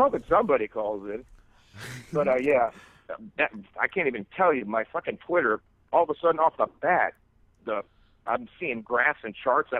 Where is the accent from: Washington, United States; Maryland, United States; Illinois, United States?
Illinois, United States; Chicago; also born or lived in Florida; I'm born and raised in Chicago, went to Florida for a number of years